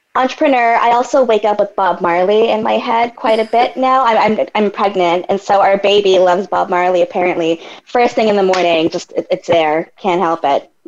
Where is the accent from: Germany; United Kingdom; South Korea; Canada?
Canada; I'm Canadian